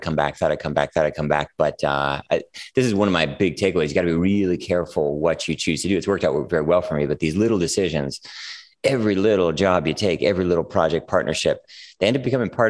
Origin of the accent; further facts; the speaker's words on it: California, United States; moved away as an adult; also born or lived in Minneapolis, Minnesota / New York City; I was a teenager in California, so that sort of feels like home